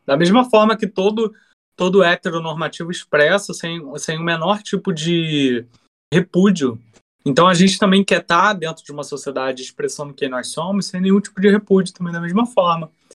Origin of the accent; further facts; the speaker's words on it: Brazil; para gente como brasileiro